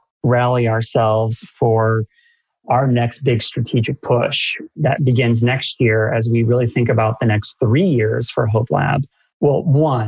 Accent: Massachusetts, United States; I grew up in Massachusetts where Dunkin' Donuts is just a king of donuts

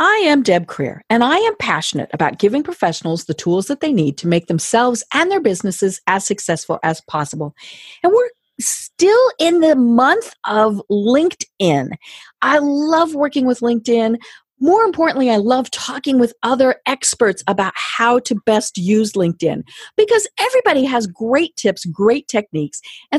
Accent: Colorado, United States; now in Atlanta, United States; even though we are both from Colorado. We never met until after I had moved to Atlanta.

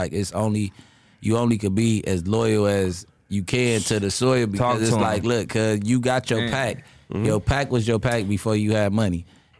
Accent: Los Angeles, California, United States; I grew up in the West Boulevards, West LA, all that.

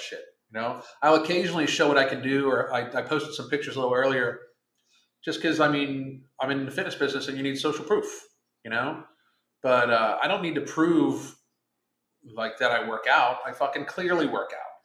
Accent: Pittsburgh, Pennsylvania, United States; moved away; I'm from Pittsburgh

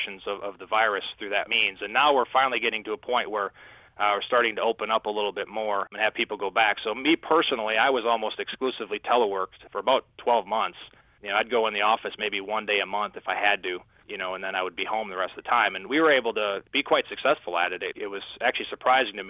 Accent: Midwest, United States; I'm from the Midwest

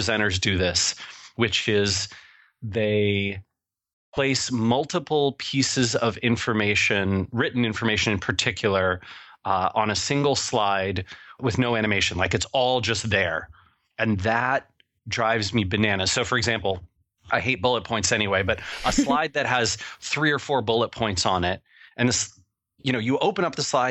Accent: Seattle, Washington, United States; I'm from Seattle, Washington, where where weed is legal

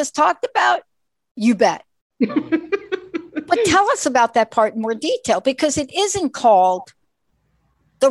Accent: New York, United States; I grew up in New York

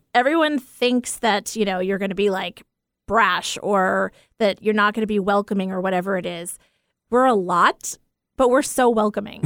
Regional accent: Port Washington, New York, United States; Port Washington, New York, one one oh five oh. That's the town that I was born

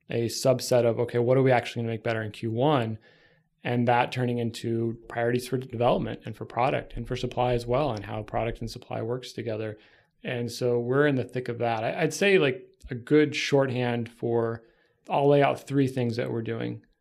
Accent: Texas, United States; yeah, I'm from Texas.

